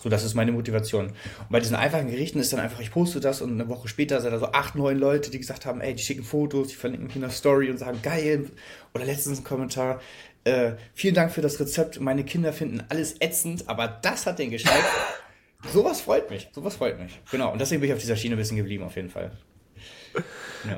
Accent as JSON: {"language": "German", "region": "Hamburg", "country": "Germany", "said": "ich komme aus Hamburg"}